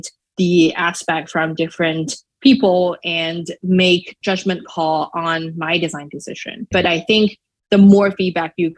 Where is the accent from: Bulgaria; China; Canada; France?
China; Shanghai; English is a second language; now in United States; I'm not a native speaker. I am originally from Shanghai, China. So English is not my mother tongue.